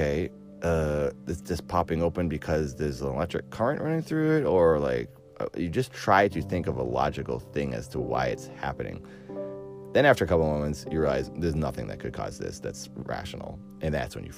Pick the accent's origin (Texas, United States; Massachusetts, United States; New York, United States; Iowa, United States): Massachusetts, United States; Cape Cod; now in California, United States; I grew up on Cape Cod